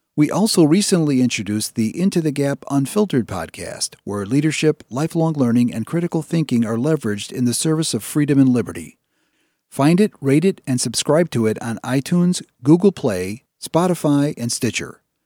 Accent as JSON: {"language": "English", "town": "Chicago", "region": "Illinois", "country": "United States", "said": "I'm from the Northwest Side."}